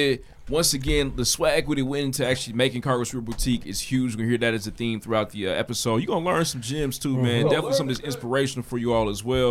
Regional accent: Indianapolis, Indiana, United States; I'm from Indianapolis

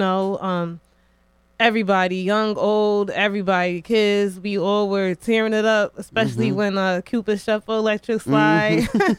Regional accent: New Haven, Connecticut, United States; You know, I love New Haven. For the most part, I was born and raised here

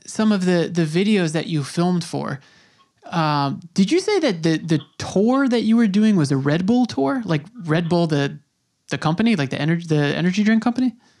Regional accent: Long Island, New York, United States; first language English; I grew up on Long Island in New York

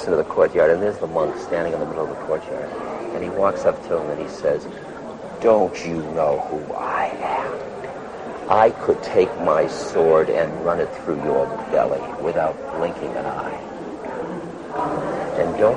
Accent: United States; I'm an American citizen

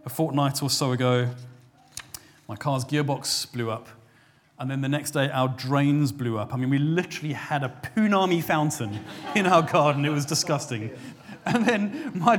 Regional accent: South Africa; now in England; my home country of South Africa

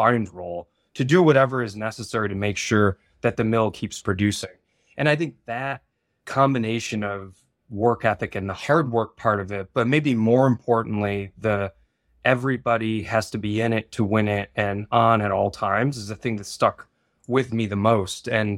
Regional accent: Midwest, United States; I was born and raised sort of in the Rust Belt in the Midwest. My father worked at a steel mill

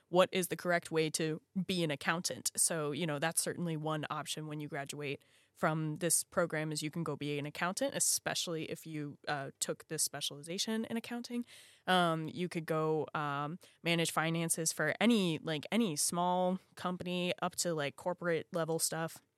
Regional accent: Virginia, United States; even in my home state of Virginia, it is hard to start a business.

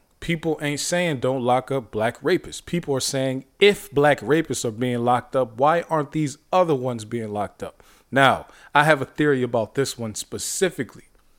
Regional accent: Ohio, United States; I'm from Ohio, but a lot of my family is from Pennsylvania. Most of my family is from PA.

